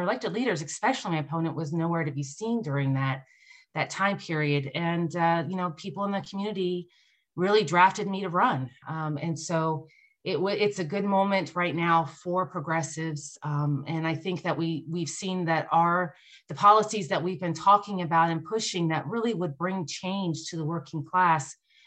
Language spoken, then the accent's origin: English; Nevada, United States; here in my home state of Nevada